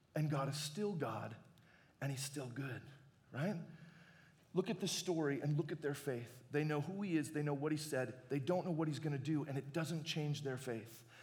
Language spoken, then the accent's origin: English; Arizona, United States; I grew up in Arizona and I'd never been really close to a bear before.